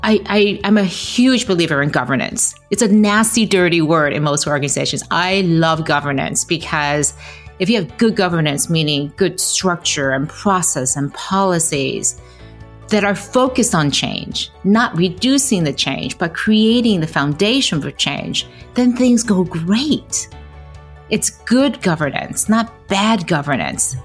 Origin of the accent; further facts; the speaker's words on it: Detroit, Michigan, United States; growing up in Detroit